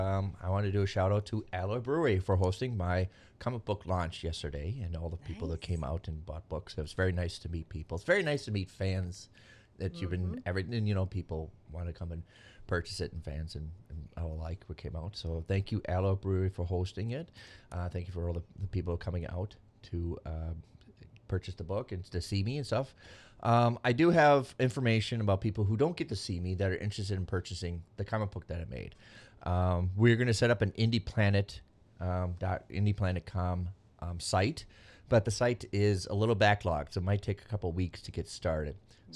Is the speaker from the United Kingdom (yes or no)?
no; Venezuela; I'm from Venezuela.